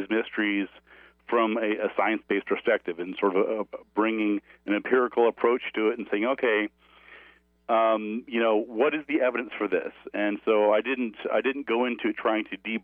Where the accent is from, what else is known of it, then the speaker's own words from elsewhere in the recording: New Mexico, United States; I grew up here in New Mexico, where I am now.